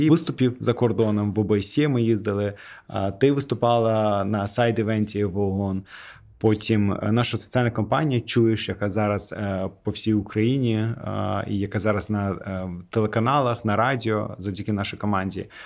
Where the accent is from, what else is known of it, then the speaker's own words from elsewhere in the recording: Azerbaijan; Ukrainian is a second language; По-перше, я азербайджанець. У нас нетворкінг в крові.